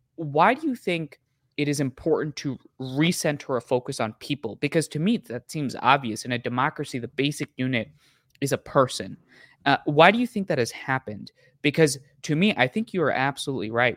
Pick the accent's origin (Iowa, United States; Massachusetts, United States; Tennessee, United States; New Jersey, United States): New Jersey, United States; moved away; also born or lived in Boston; as a kid that lived in New Jersey and then I moved off to Boston